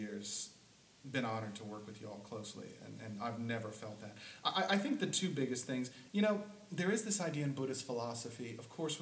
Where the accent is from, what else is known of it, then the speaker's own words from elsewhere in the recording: the South, United States; I grew up in the South.